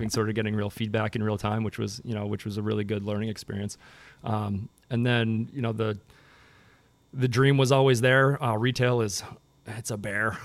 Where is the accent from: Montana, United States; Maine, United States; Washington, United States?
Maine, United States; Portland; I grew up in Southern Maine